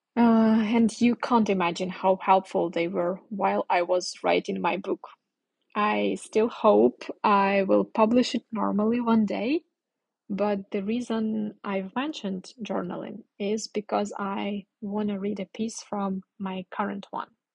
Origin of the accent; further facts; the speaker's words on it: Ukraine; English is a second language; moved away; I'm from Ukraine and at this moment I'm in the north of my country. My parents live very, very close to the border